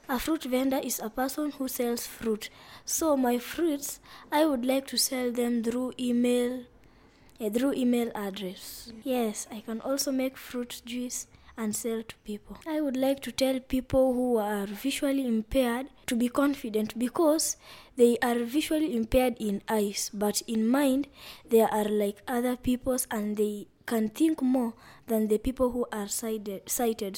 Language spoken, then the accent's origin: English; Vihiga County, Kenya; I come from Vihiga County in western region of Kenya